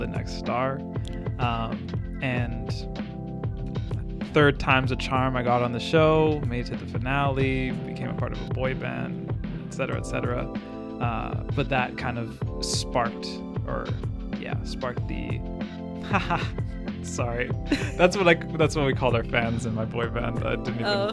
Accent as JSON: {"language": "English", "town": "Calgary", "region": "Alberta", "country": "Canada", "tie": "born or raised there", "said": "I grew up in Calgary"}